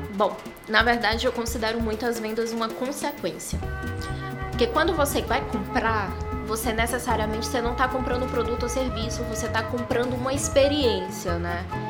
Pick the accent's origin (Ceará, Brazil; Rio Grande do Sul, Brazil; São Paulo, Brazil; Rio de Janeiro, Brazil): Ceará, Brazil; a colmeia saiu só da terra aqui do Ceará, somos cearenses por natureza